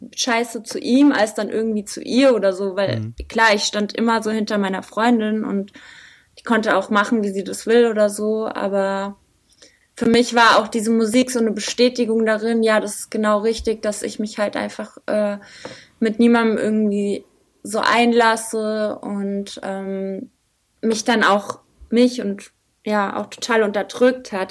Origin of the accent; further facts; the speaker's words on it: Butzbach, Hesse, Germany; moved away as an adult; also born or lived in Frankfurt; now in Mainz, Germany; ursprünglich komme ich eigentlich aus Frankfurt. Also meine Eltern äh, haben mich in Frankfurt äh, bis ich sechs war, habe ich in Rödelheim gewohnt und dann äh, später habe ich in Butzbach gewohnt.